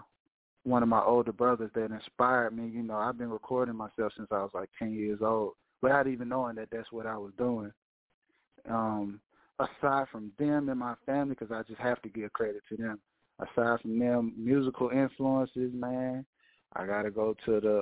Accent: Atlanta, Georgia, United States; also born or lived in Paulding County, Georgia; I'm calling all the way from Atlanta, Georgia, man, native

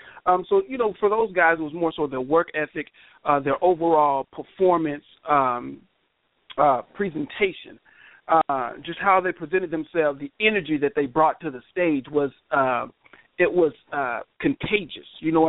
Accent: the South, United States; I said, but I'm from the South, man. You know what I'm saying? That's how we embrace and show love to you know, our elders.

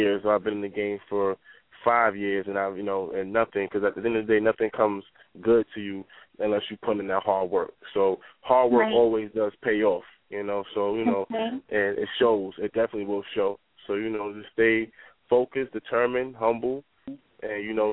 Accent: Mount Vernon, New York, United States; being in a small community growing up in Mount Vernon

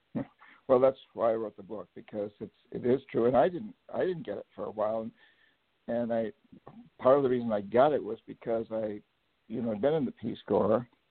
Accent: New Hampshire, United States; also born or lived in Latin America; now in Bainbridge Island, United States; I grew up in New Hampshire, the son of a of a teacher in a boys' boarding school

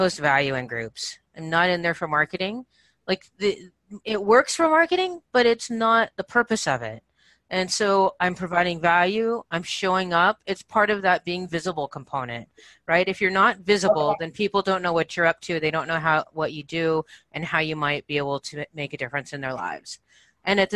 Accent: Santa Barbara, California, United States; moved away; I'm from Santa Barbara in that area

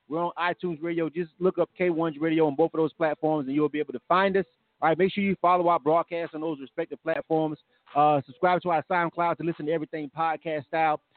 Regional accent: Panama City, Florida, United States; moved away as an adult; now in Atlanta, United States; I'm from Florida. I'm actually from Panama City. I'm born and raised

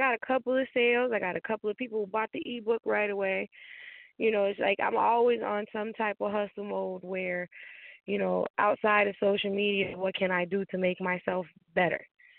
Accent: Chicago, Illinois, United States; also born or lived in North Carolina; But I was born and raised in Chicago, moved to North Carolina, lived there for 10 years. I'm a mother to 6 kids, 3 boys, 3 girls, and a wife.

